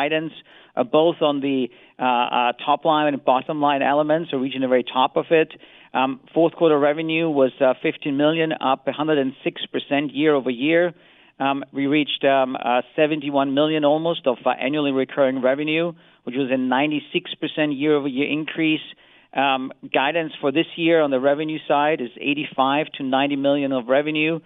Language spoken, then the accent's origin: English; Austria; as a European is I'm from Austria